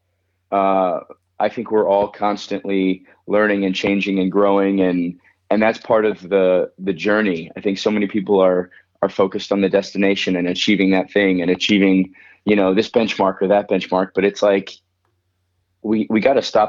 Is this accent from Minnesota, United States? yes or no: no; Florida, United States; moved away; also born or lived in Colorado; I was born in Florida